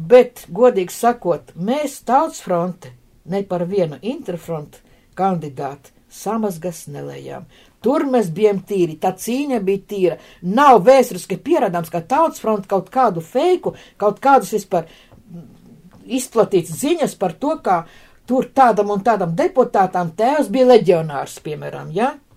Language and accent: Latvian; Latvia; mēs esam no Latvijas